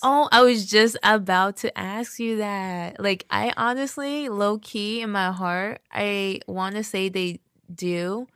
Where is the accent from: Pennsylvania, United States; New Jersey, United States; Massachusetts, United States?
New Jersey, United States; Union; I was born here in New Jersey and, like, um, lived in the Union basically, like, my whole life